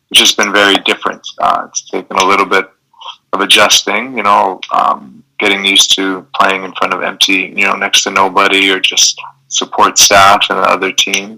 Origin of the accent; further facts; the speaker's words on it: Canada; I'm Canadian